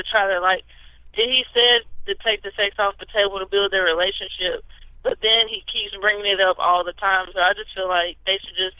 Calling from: Columbia, Mississippi, United States; I'm calling from Columbia, Mississippi.

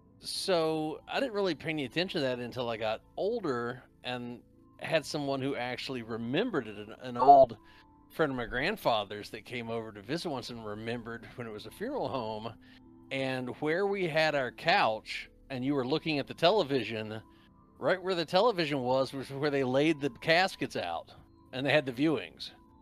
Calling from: West Virginia, United States; I'm actually in the mountains of West Virginia.

